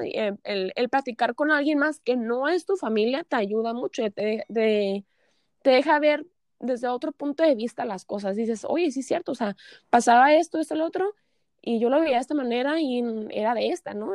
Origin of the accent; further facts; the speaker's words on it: Tijuana, Baja California, Mexico; also born or lived in San Diego; Yo soy nacida aquí en Tijuana, crecí aquí en Tijuana y pues en Tijuana y San Diego